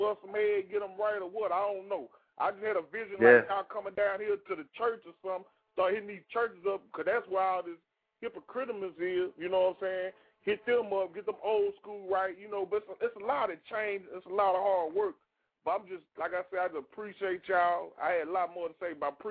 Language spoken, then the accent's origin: English; Crockett, Texas, United States; also born or lived in Hope, Arkansas; now in Arkansas, United States; I'm from Crockett.